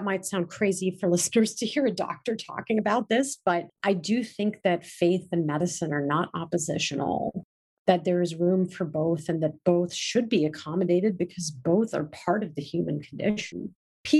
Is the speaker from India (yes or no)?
yes; India; I'm Indian